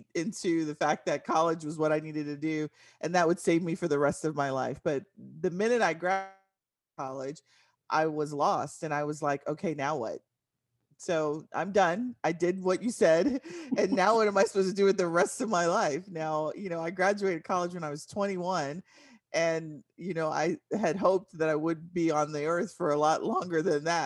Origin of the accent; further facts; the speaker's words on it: San Antonio, Texas, United States; moved away as an adult; now in Dallas-Fort Worth, United States; I am from San Antonio, Texas, moved to the Dallas-Fort Worth area after I graduated school in 1995